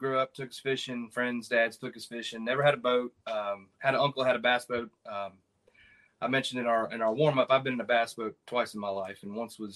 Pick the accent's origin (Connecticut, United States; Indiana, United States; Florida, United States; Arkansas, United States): Indiana, United States; also born or lived in Maryland; my first fishing experiences were in Indiana. Growing up in Indiana